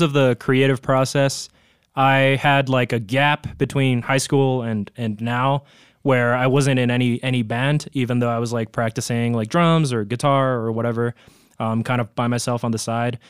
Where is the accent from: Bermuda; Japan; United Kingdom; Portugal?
Japan; Tokyo; moved away as an adult; now in Colorado, United States; I'm originally from Tokyo, Japan, but, uh, really close to my house, actually, there was a capoeira, like, dojo